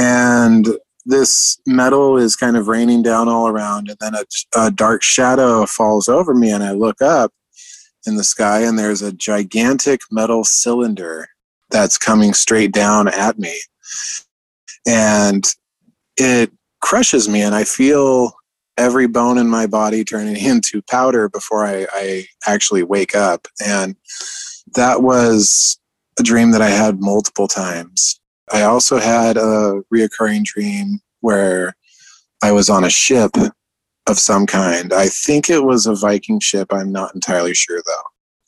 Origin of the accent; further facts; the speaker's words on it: Columbia River Gorge, United States; And where we grew up in the Columbia River Gorge between Washington and Oregon, it was kind of up in the boonies about an hour drive from Mount Adams, actually.